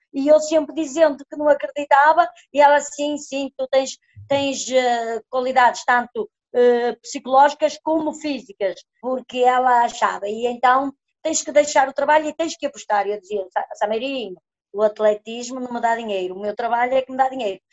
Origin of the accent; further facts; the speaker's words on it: village near Viana do Castelo, Norte, Portugal; daqui da minha aldeia até Viana